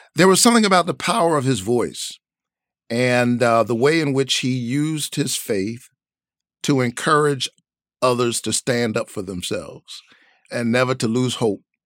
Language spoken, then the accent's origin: English; Savannah, Georgia, United States; I grew up in the South, Savannah, Georgia